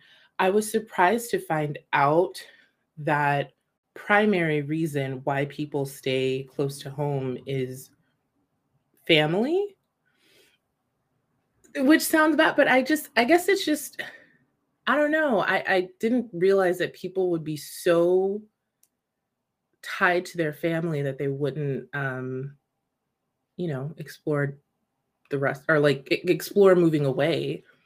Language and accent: English; United States; but obviously I'm American.